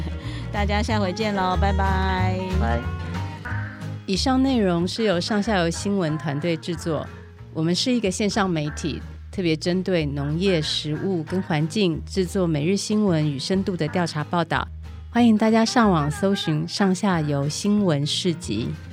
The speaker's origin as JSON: {"language": "Chinese", "country": "Taiwan", "said": "我们台湾人"}